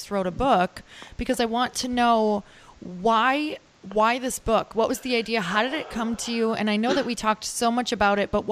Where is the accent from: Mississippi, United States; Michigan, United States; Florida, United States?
Michigan, United States; Marquette; now in Santa Monica, United States; I'm from Upper Michigan, Marquette, Michigan